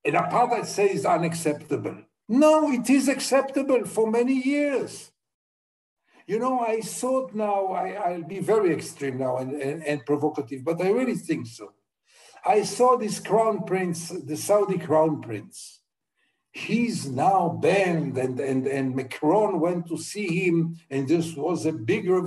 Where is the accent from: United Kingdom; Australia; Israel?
Israel; I was brought up in Israel